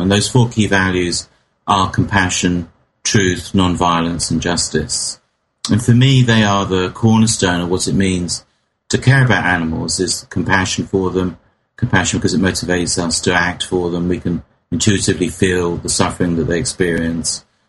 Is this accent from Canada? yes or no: no; England, United Kingdom; in my hometown in England